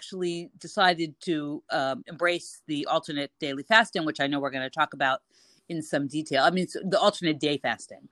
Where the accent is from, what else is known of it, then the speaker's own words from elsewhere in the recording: United States; now in Cairo, Egypt; I'm an American expat living in Cairo